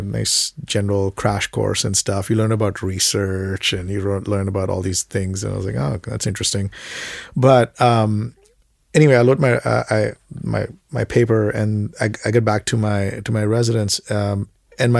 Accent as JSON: {"language": "English", "town": "Mumbai", "region": "Maharashtra", "country": "India", "tie": "born or raised there", "also_born_or_lived": "Sudbury, Canada / Toronto, Canada", "moved": "as an adult", "lives_now": "Canada", "said": "I grew up in Bombay"}